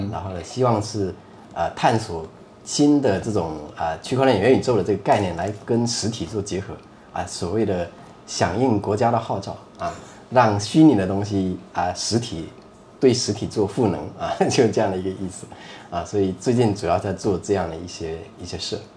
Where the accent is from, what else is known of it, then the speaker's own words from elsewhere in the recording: Fujian, China; 我们福建有一个习惯